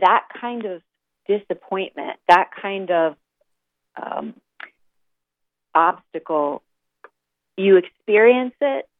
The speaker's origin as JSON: {"language": "English", "town": "St. Louis", "region": "Missouri", "country": "United States", "moved": "as an adult", "lives_now": "New York City, United States", "said": "I moved to New York City from the Midwest. I'm mm-hmm. from St. Louis."}